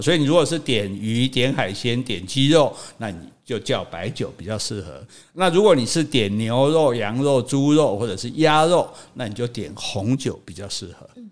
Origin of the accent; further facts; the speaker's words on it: Taiwan; 我们台湾冻顶茶